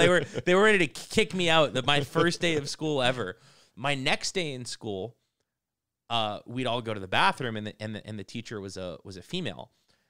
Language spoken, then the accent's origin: English; United States; I'm an Arab. I grew up in the United States, and I went to school during 9/11.